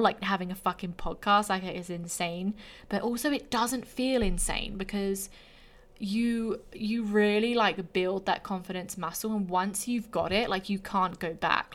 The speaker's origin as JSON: {"language": "English", "region": "England", "country": "United Kingdom", "also_born_or_lived": "Australia", "moved": "as an adult", "lives_now": "Canada"}